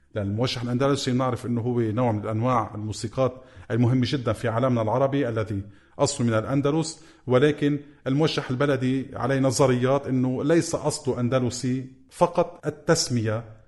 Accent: Lebanon; accent: Lebanese; ونحن بلهجتنا اللبنانية

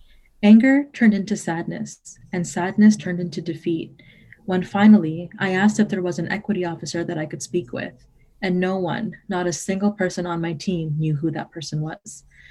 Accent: Toronto, Ontario, Canada; I was born and raised in Toronto.

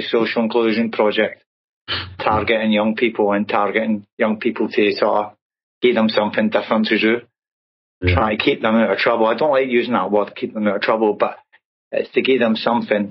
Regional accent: Glasgow, Scotland, United Kingdom; moved away as an adult; now in Plymouth, United Kingdom; growing up in Glasgow. And I grew up in a housing estate called Royston

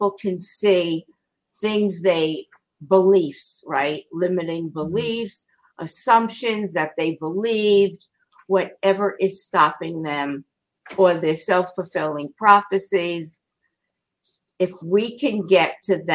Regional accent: New York City, New York, United States; growing up in Queens and leaving and going to New York City

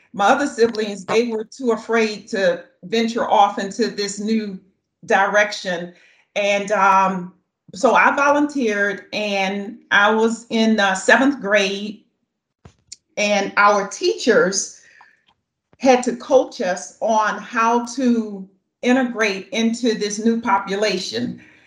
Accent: the South, United States; moved away; I'm just speaking from the South because that's where I was born and raised

